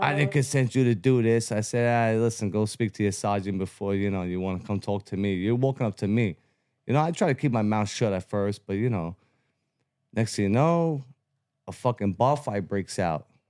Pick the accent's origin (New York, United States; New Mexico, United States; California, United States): New York, United States; New York City; born and raised in Brooklyn, Bensonhurst.